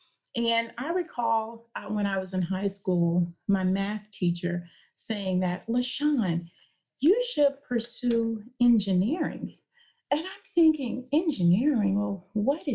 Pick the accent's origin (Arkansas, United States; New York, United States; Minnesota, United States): Arkansas, United States; I was born and raised in Arkansas